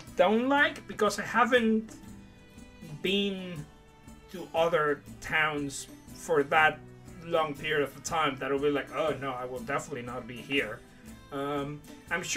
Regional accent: Puerto Vallarta, Jalisco, Mexico; moved away as an adult; also born or lived in Mexico City, Mexico; now in Brighton, United Kingdom; I grew up I grew up in Puerto Vallarta, but the first 8 years of my life were in Mexico City

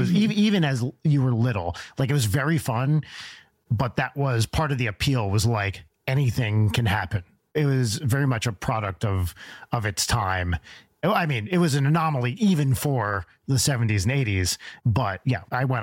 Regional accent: New Jersey, United States; I grew up in North Jersey

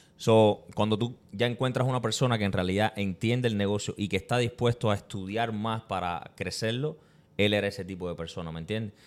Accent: Cuba; now in Tampa, United States; como todo cubano, como todo inmigrante, eh, llegamos a este país persiguiendo un sueño

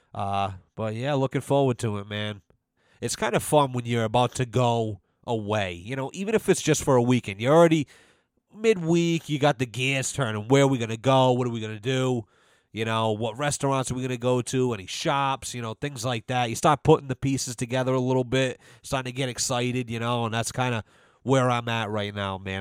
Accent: United States; As an American

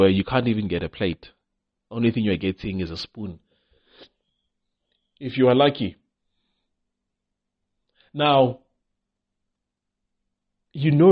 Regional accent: South Africa; You try as a South African to start a shop

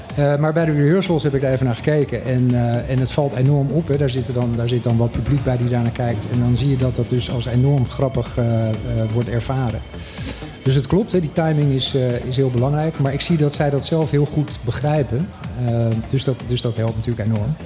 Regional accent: Curaçao; now in Bonaire; ik ben opgegroeid op Curaçao

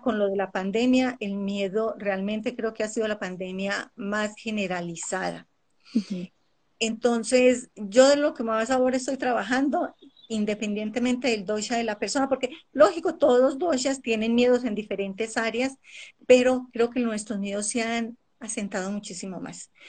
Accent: Colombia; now in Ecuador; nací en Colombia, viví parte de mi vida en Colombia y me vine a vivir ya va a ser 27 años aquí al Ecuador

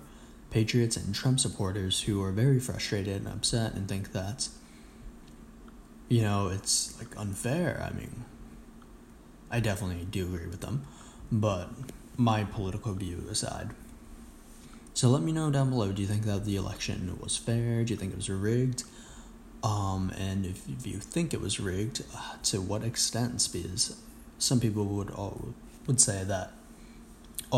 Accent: China; I was born in China

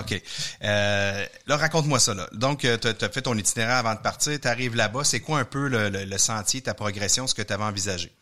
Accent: Sainte-Thérèse, Quebec, Canada; j'ai grandi à Sainte-Thérèse

